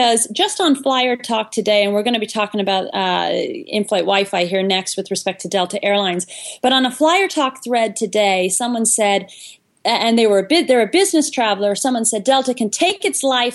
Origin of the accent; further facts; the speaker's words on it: Ireland; we're from Ireland